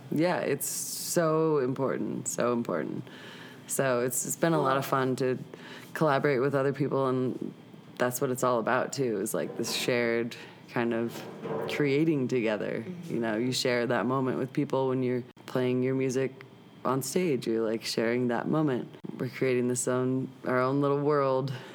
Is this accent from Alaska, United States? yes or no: no; St. Louis, Missouri, United States; moved away as an adult; also born or lived in Boulder, Colorado / Long Beach, California; now in Denver, United States; I grew up in St. Louis